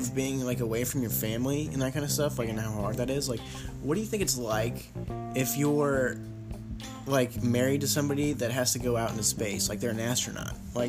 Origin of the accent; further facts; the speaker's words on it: St. Louis, Missouri, United States; especially my hometown, St. Louis, Missouri. Reppin', 314.